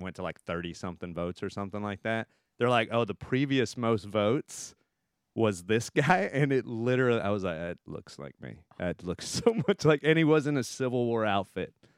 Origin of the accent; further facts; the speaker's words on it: Texas, United States; moved away; I'm from Texas